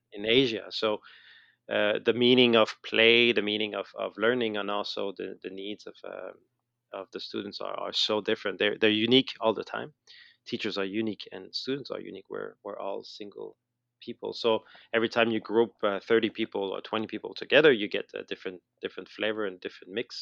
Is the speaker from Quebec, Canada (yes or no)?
yes; Montreal, Quebec, Canada; moved away as an adult; now in Billund, Denmark; you might have noticed I have, still have a little accent, I guess, uh, so I'm from, I'm from Montreal, I'm from Canada